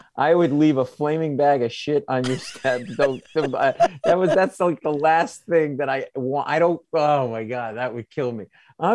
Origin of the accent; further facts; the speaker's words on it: Providence, Rhode Island, United States; now in New York, United States; I grew up in Providence. I'm not like a New Yorker. I mean, I got my whole family still in Rhode Island. My mother, everybody's up there.